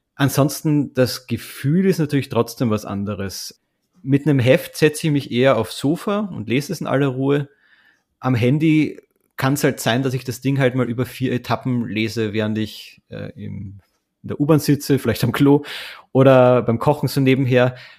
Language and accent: German; Austria; als Österreicher